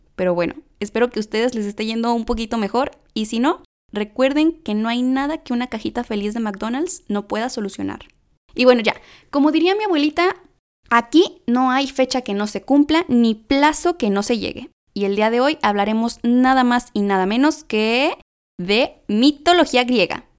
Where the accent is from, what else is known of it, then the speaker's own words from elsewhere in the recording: Monterrey, Nuevo León, Mexico; accent: regio; hasta se me sale el acento regio